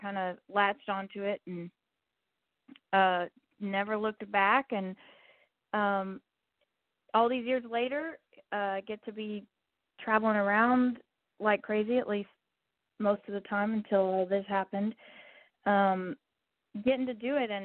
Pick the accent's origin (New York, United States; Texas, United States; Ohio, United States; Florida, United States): Texas, United States; I'm from Texas.